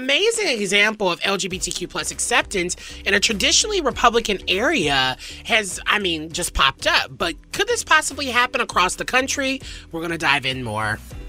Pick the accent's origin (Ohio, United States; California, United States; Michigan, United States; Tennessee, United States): Tennessee, United States; Nashville; I'm from Nashville